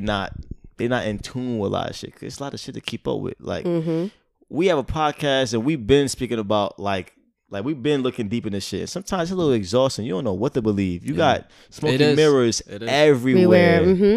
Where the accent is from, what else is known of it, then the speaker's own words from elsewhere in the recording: United States; I love being American. I love living in America.